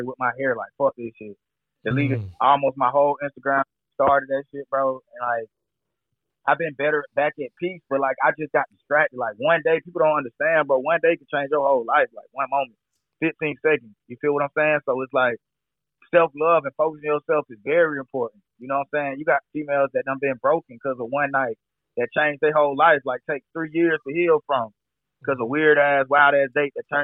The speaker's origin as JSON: {"language": "English", "town": "Atlanta", "region": "Georgia", "country": "United States", "tie": "born or raised there", "said": "I'm definitely true Atlanta. I was born in Grady"}